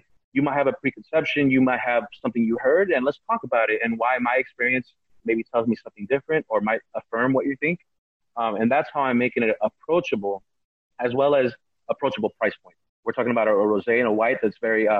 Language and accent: English; California, United States; I'm an American citizen. I was born here, and I have I was raised on American pop culture